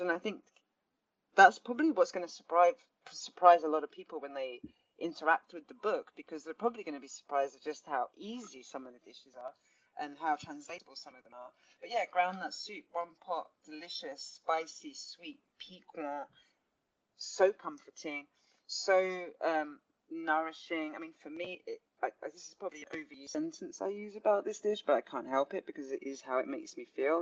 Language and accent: English; London, United Kingdom; growing up in Southeast London, felt very disconnected as the first English person in my family